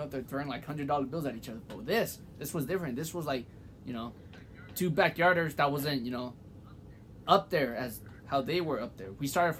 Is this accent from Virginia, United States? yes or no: no; Kansas, United States; now in North Carolina, United States; I was from Kansas. Now my ass is in North Carolina